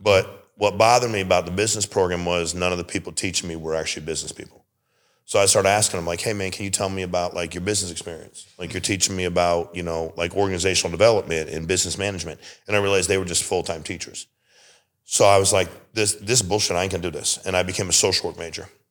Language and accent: English; Connecticut, United States; I was born and raised in Connecticut